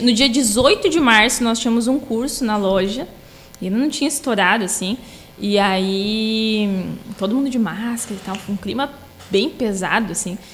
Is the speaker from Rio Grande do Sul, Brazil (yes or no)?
yes; Torres, Rio Grande do Sul, Brazil; moved away; also born or lived in Sapiranga; sou natural de Torres